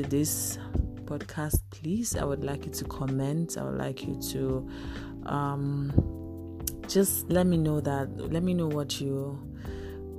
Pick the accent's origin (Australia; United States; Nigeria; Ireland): Nigeria; Ebonyi; I'm a Nigerian. I'm from Ebonyi State